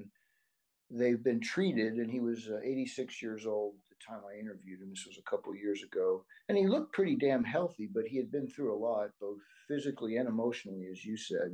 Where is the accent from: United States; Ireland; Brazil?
United States; my Japanese heritage, although I'm American